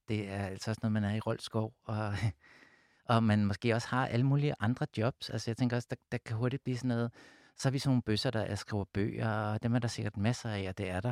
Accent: Amager, Capital Region of Denmark, Denmark; Jeg voksede op ude på Amager

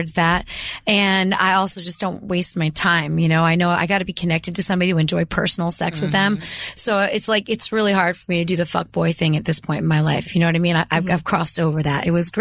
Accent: Eastern Pennsylvania, United States; Eastern Pennsylvania, where I grew up

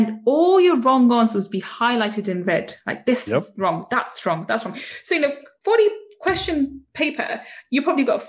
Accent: England, United Kingdom; being English

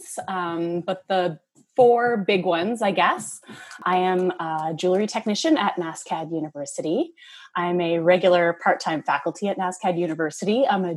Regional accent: Moncton, New Brunswick, Canada; moved away as an adult; also born or lived in Dartmouth, Nova Scotia; now in Halifax, Canada; I'm from Moncton, New Brunswick, and I moved to Dartmouth in middle school and moved back to Moncton in high school

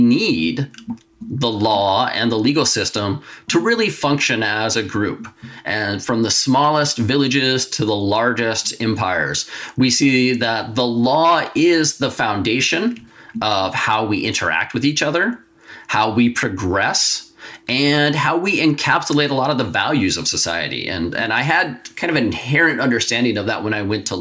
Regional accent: United States; moved away as an adult; now in Canada; my home country, the United States

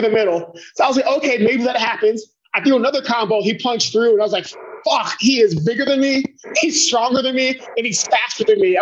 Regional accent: Cincinnati, Ohio, United States; I grew up in Cincinnati, Ohio. I was born and raised

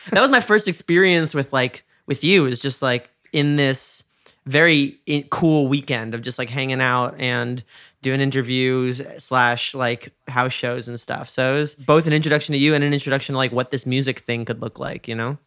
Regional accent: New York, United States; moved away; I'm from New York

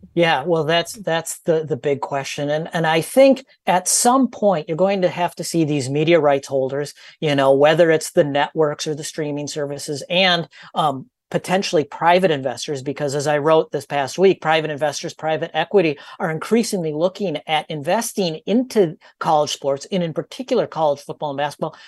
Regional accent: Minnesota, United States; I'm from Minnesota

